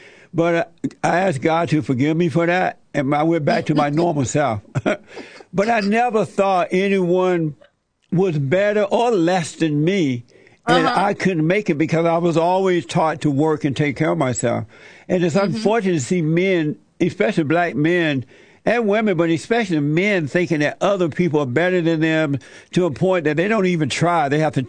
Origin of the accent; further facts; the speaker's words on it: Alabama, United States; I grew up in Alabama on a plantation and under the Jim Crow laws.